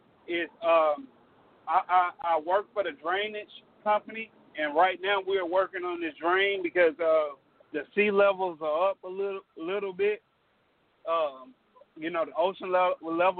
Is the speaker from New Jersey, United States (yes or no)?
no; Shreveport, Louisiana, United States; now in Beaumont, United States; I'm in Beaumont, Texas right now, but I'm from Shreveport, Louisiana